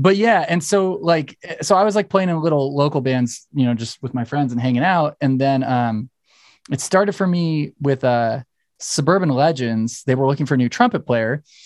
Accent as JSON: {"language": "English", "town": "Torrance", "region": "California", "country": "United States", "tie": "born or raised there", "said": "I'm from Torrance, so I, I mean, I grew up with the dudes in …"}